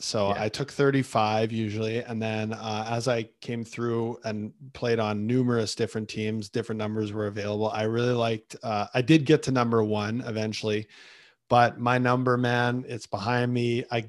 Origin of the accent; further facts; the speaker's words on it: Winnipeg, Manitoba, Canada; I grew up in Winnipeg.